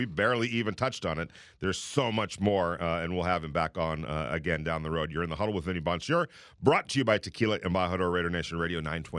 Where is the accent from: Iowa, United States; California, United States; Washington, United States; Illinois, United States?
California, United States; Southern; now in Las Vegas, United States; we grew up in Southern California